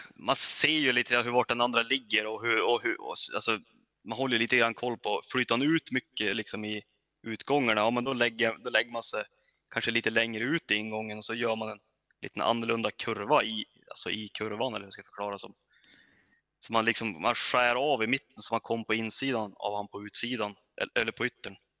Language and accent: Swedish; Örnsköldsvik, Västernorrland County, Sweden; jag kom från Övik